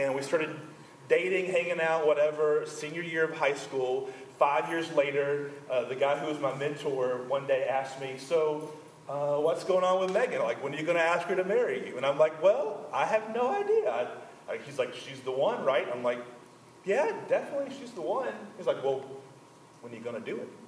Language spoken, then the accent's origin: English; Conway, United States; the church I grew up in Conway